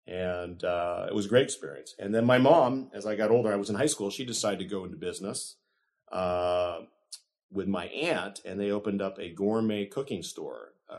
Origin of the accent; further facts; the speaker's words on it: Piedmont, California, United States; now in Sacramento, United States; I actually grew up in a city in the Bay Area called Piedmont. I was born in 1965, and I attended all my grammar school and high school experiences in Piedmont.